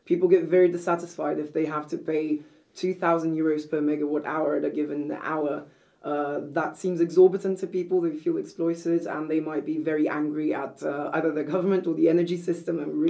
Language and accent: English; Brazil; moved away as an adult; also born or lived in Copenhagen, Denmark; now in Denmark; I'm originally from Brazil, so I did a bachelor's at the University of Sao Paulo